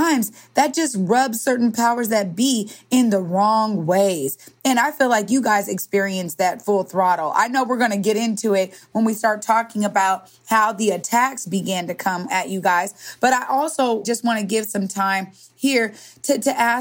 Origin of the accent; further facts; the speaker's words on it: Seattle, Washington, United States; We know each other from growing up in the Central District and South End